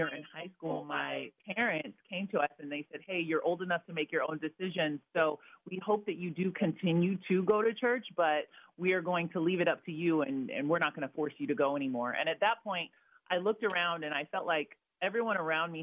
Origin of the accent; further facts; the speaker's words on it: Vancouver, Washington, United States; also born or lived in Redlands, California; I was born in Redlands, California, but I ended up growing up in Vancouver, Washington.